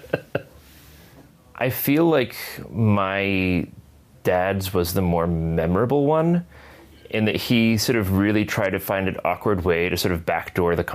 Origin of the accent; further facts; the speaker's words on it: northwest Connecticut, United States; I grew up in Connecticut, in sort of the northwest corner